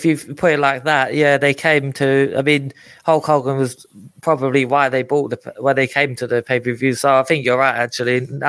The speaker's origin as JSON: {"language": "English", "region": "London", "country": "United Kingdom", "tie": "born or raised there", "said": "growing up in East London."}